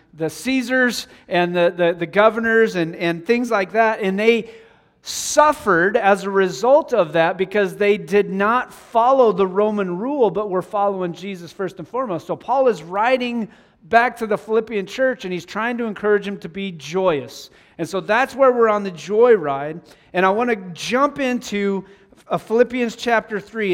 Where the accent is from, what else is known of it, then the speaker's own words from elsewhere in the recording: Wyoming, United States; moved away; growing up in Wyoming, we would get snow